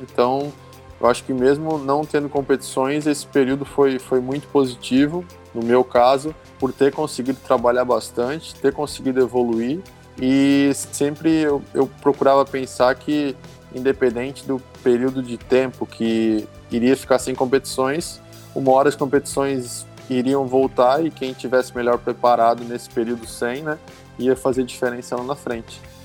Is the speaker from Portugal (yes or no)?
no; Brusque, Santa Catarina, Brazil; sou natural de Brusque, Santa Catarina.